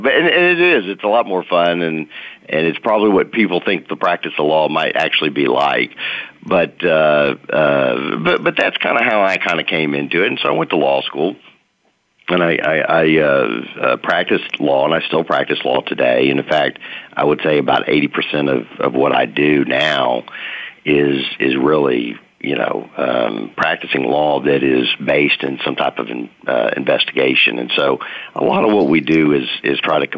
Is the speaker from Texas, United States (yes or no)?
yes; Dallas, Texas, United States; also born or lived in New Orleans, Louisiana; I'm from Dallas, Dallas-Fort Worth, really, originally